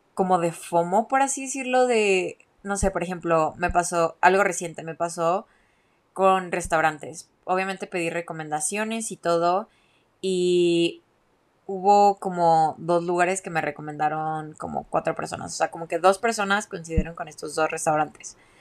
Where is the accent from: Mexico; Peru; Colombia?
Mexico; moved away; also born or lived in Guadalajara; soy mexicana